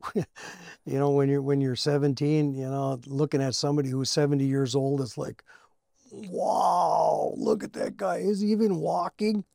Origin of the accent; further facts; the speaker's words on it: Cherry, Minnesota, United States; We grew up around here. He went to school in Virginia, and I went to school in, uh, Cherry